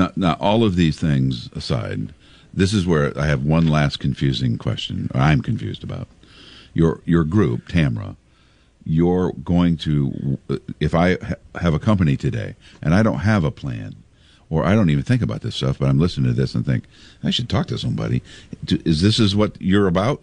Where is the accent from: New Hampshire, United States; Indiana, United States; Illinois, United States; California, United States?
Illinois, United States; Pekin; when i was a little boy growing up in Pekin